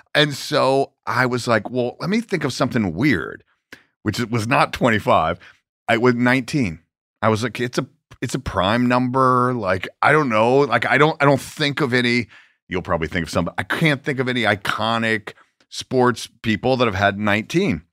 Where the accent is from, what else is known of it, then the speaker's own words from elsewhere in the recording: Atlanta, Georgia, United States; moved away; I'm from Atlanta